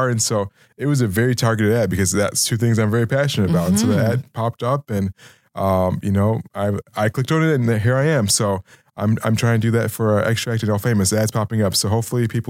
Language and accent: English; Chicago, Illinois, United States; I grew up south side of Chicago and then also in the south suburbs. So, but in the Chicago area my entire life